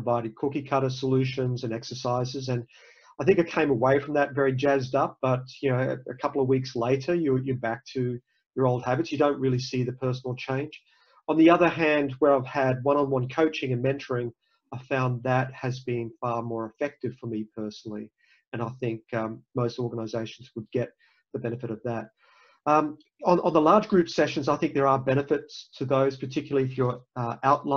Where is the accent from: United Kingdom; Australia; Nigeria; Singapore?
Australia; moved away as an adult; also born or lived in Cairns; now in United States; I'm not from the US, I'm from Australia